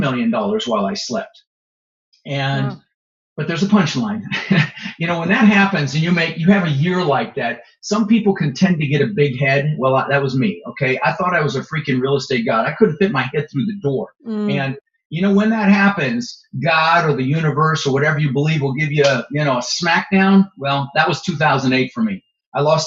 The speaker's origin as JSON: {"language": "English", "town": "Denver", "region": "Colorado", "country": "United States", "tie": "born or raised there", "also_born_or_lived": "Netherlands", "moved": "yes", "said": "I immigrated to this country when I was 6 years old. We immigrated from the Netherlands. I was born in Holland with my mother, Zvancha, my brother, Albert. And we ended up in Denver, Colorado, where I lived for 30 years."}